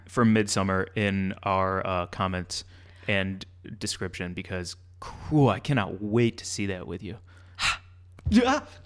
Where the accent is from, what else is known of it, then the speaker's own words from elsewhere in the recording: Midwest, United States; moved away; we're both from the Midwest